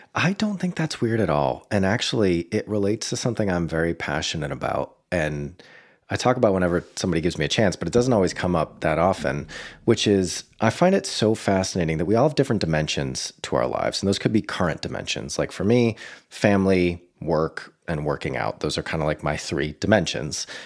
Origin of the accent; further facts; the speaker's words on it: Boston, Massachusetts, United States; my hometown of Boston